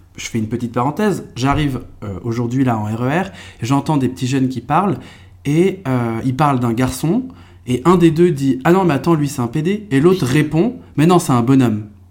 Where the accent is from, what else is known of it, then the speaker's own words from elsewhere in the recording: Trappes, Yvelines, moved to Eure-et-Loir, Centre-Val de Loire, France; now in Paris, France; je suis né dans les Yvelines, donc dans, dans un département, euh, français, euh, très populaire, même, je suis, enfin, je suis même, je suis né à Trappes